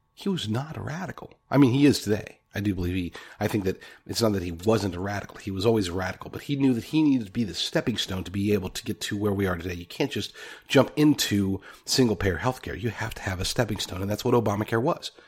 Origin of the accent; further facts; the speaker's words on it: Oklahoma, United States; now in California, United States; a fellow Okie, just like me. I'm in California now, but I am, I'm from Oklahoma